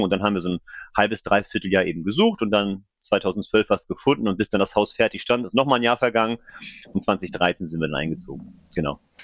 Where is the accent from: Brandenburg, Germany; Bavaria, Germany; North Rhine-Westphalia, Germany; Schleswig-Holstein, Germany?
Schleswig-Holstein, Germany; Flensburg; also born or lived in Kiel / Hamburg; now in Kreis Pinneberg, Germany; Ich bin gebürtiger Flensburger, bin da auch groß geworden im Umland